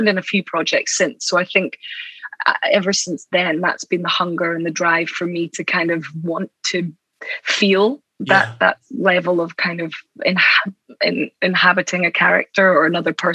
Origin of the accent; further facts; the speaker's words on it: Aberdeen, Scotland, United Kingdom; In Aberdeen. Oh, amazing. In the northeast of Scotland.